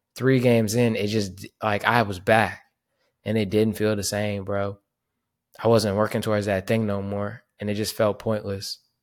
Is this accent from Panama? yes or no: yes; Panama; my hometown in Panama